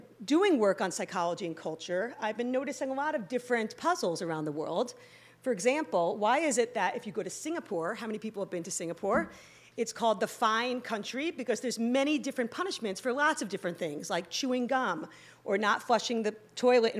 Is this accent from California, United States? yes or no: no; New York City, New York, United States; I'm from New York. I don't know if anyone can notice the accent